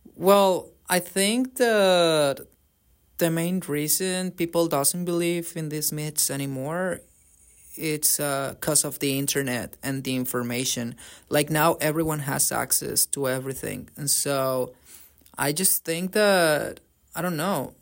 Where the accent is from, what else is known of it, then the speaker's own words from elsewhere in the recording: Colombia; now in Canada; I come from Colombia